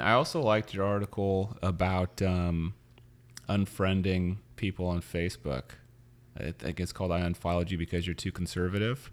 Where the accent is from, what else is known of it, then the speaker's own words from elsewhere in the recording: Missouri, United States; also born or lived in Louisiana; now in San Francisco, United States; I grew up in Missouri, and, uh, I lived in Louisiana for ten years